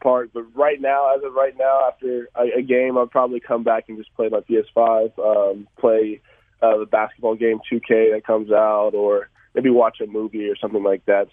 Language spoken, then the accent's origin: English; Atlanta, Georgia, United States; I come from Atlanta